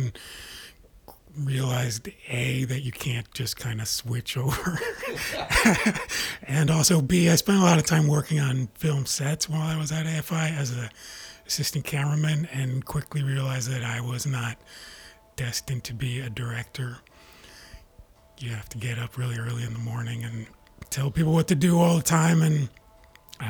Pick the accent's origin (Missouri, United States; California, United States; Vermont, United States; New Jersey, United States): New Jersey, United States; moved away as an adult; also born or lived in Boston; now in Los Angeles, United States; I grew up in New Jersey